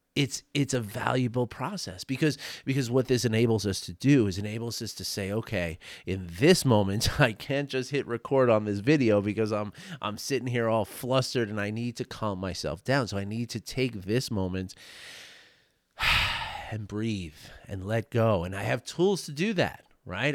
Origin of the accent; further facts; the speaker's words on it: New York City, New York, United States; my age when I grew up in New York City